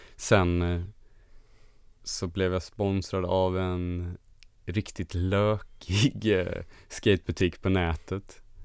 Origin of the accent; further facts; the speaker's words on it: Halmstad, Halland County, Sweden; jag kommer från Halmstad och det är en ganska liten stad som ligger mitt mellan Göteborg och Malmö kan man säga, på västkusten